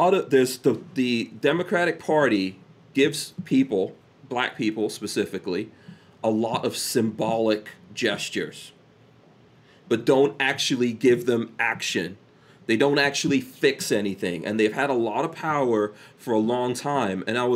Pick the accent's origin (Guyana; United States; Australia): Guyana; born there; I was born in Guyana, and Guyana is socialist in the least, communist.